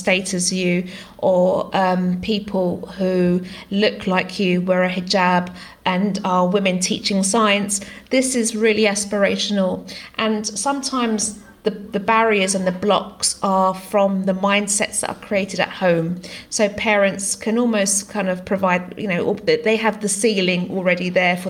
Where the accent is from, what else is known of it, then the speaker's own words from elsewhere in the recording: United Kingdom; first language Greek; English is a second language; I was born in the UK, but I came from a family where English wasn't my first language. My parents were migrants to the country, and speaking Greek was my language